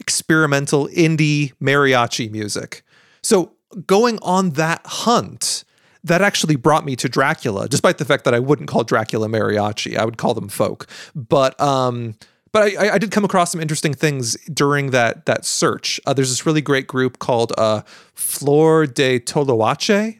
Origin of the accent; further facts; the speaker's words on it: United States; I was an American